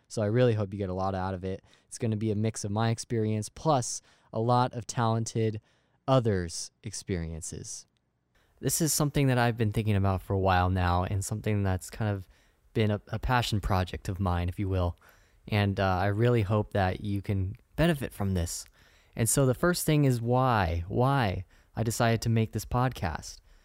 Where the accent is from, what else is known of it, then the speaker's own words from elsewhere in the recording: Sacramento, California, United States; moved away as an adult; now in San Diego, United States; I'm from Northern California. I'm from Sacramento.